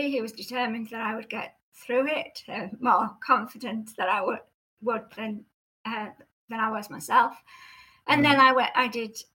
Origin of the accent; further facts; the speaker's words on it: North West England, United Kingdom; non-touristy part of Cumbria, which is um, verges on the, the English Lake District, um, which partly accounts for my accent. However, it has mellowed a lot over the years.